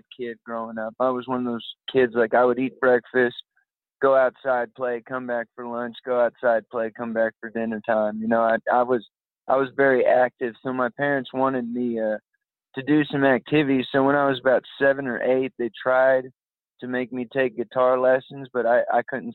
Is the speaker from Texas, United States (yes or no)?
yes; San Antonio, Texas, United States; moved away; I'm from San Antonio, Texas originally